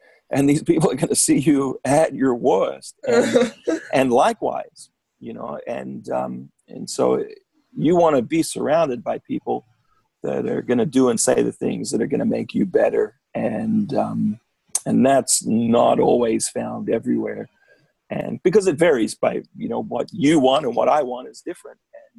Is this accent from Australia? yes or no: yes; Australia; Yeah, I'm Australian. What can I say?